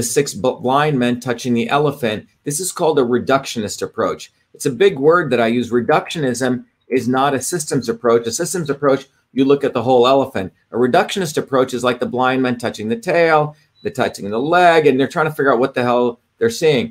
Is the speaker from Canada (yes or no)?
no; India; as a kid growing up in India